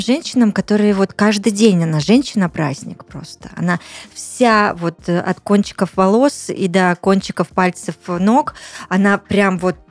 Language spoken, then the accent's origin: Russian; Tuapse, Krasnodar Krai, Russia; also born or lived in Russian Far East; потом мы уехали жить в Туапсе